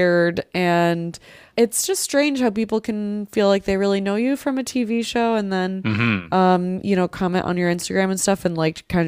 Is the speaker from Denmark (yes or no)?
no; Philippines; as a Filipino